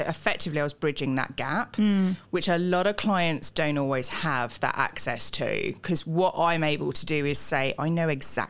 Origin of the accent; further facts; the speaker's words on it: Tamworth, West Midlands, United Kingdom; So I was in Birmingham, so Tamworth, where I'm from, Staffordshire. I am a Brummie lass.